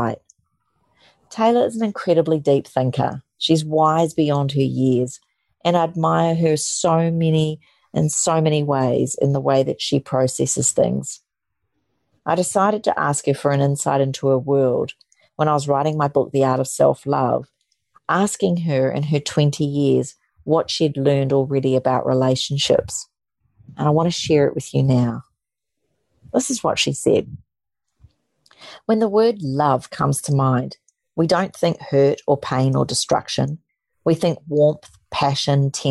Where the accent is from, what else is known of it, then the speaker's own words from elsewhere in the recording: New Zealand; moved away; my roots of growing up in New Zealand